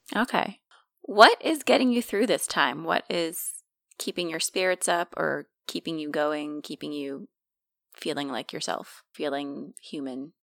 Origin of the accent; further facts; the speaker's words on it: United States; moved away; we are from originally from New York and New Jersey, and we are very friendly people